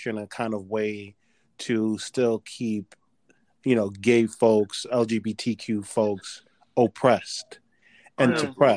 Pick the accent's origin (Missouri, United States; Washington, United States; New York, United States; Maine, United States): New York, United States; New York City; I grew up in New York City.